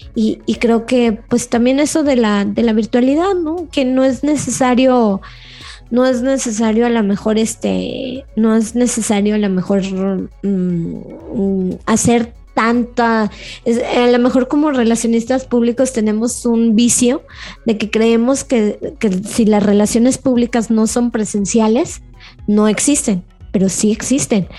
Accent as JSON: {"language": "Spanish", "town": "León", "region": "Guanajuato", "country": "Mexico", "said": "que somos de, que soy de León"}